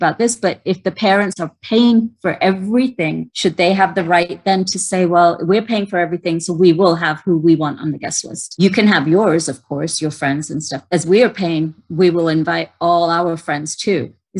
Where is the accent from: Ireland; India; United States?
India; And we have actually loved the fact that we are Indian.